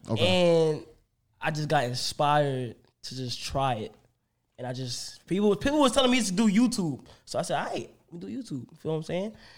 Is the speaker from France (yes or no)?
no; New York City, New York, United States; I'm from Bronx, New York